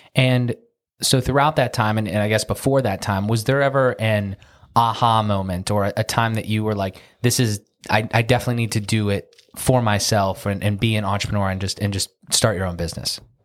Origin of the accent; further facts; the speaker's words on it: Pittsburgh, Pennsylvania, United States; We're in Pittsburgh, Pennsylvania, my hometown.